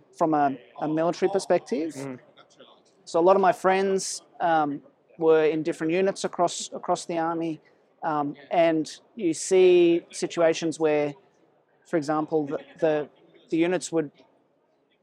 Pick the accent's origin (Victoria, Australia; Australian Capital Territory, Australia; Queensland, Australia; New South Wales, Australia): New South Wales, Australia; Sydney; also born or lived in South Africa; I was born in South Africa, and my family moved to Australia when I was 10. I grew up in Sydney